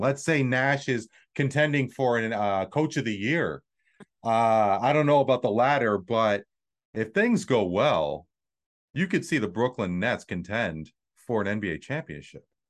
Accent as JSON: {"language": "English", "country": "Canada", "said": "as a Canadian"}